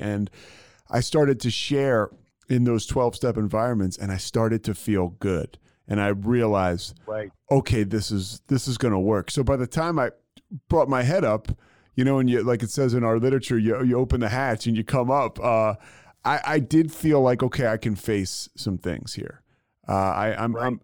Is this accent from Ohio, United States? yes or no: no; Philadelphia, Pennsylvania, United States; I grew up in Philadelphia, and I grew up, you know, uh, you know, in high school in the '90s